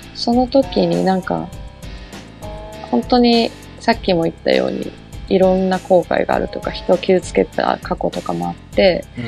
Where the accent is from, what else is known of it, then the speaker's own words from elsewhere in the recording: Nagano, Japan; 私の地元長野